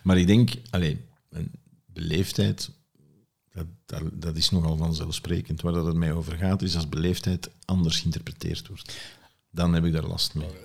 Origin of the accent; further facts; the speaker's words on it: Flanders, Belgium; bij ons in Vlaanderen